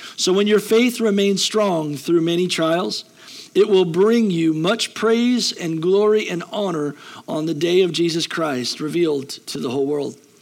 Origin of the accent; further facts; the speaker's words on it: United States; We're American